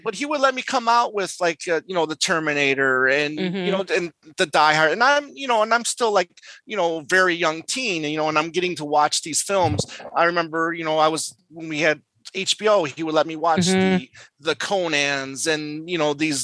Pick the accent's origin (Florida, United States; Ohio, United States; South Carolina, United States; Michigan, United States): Michigan, United States; now in Arizona, United States; growing up in Michigan, I was able to get all these Canadian stations as well